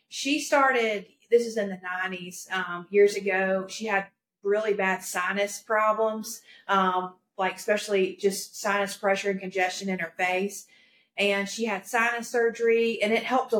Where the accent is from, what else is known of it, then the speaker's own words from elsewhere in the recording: Greer, South Carolina, United States; also born or lived in Florida; I'm from Greer, South Carolina, born and raised here